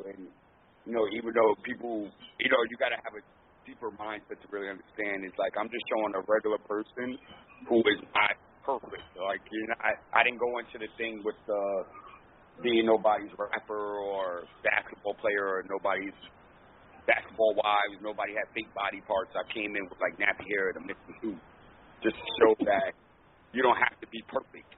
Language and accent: English; New York City, New York, United States; because I'm from the Bronx